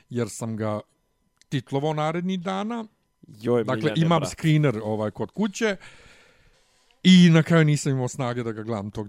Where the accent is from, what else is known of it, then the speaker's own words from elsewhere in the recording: Bosnia & Herzegovina; ćevap i kod nas u Bosni nisu, nisu ogromni